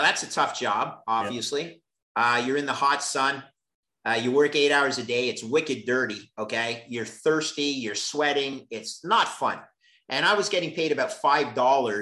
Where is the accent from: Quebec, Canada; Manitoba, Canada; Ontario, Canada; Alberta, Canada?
Quebec, Canada; Montreal; I was working for the CFO in Montreal, my hometown